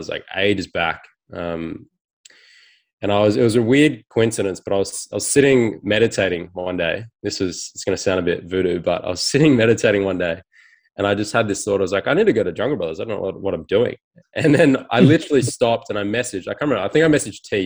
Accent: Sydney, New South Wales, Australia; I was in around Malabar, sort of Chifley area

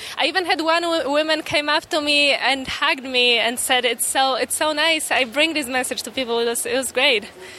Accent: Poland; now in United States; I'm an immigrant myself. I came here from Poland, and yeah, I moved here.

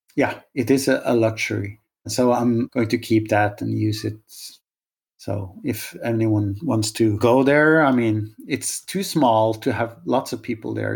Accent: Norway; moved away; also born or lived in Oslo; I'm from Norway

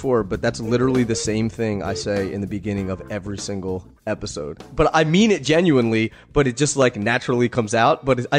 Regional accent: Pennsylvania, United States; He's from Pennsylvania. I'm from Pennsylvania.

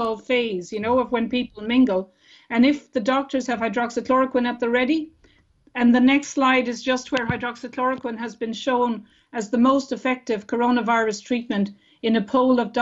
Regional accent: Ireland; we as Irish people

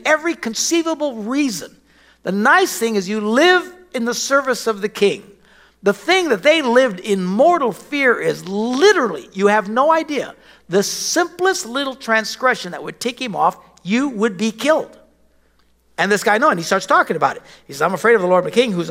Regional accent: Wisconsin, United States; we're from Wisconsin, cows

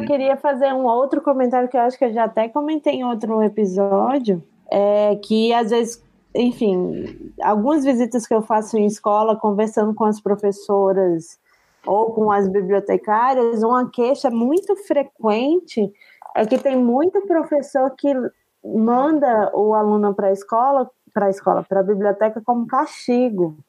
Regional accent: Brasília, Federal District, Brazil; now in Curitiba, Brazil; eu nasci e cresci em Brasília.

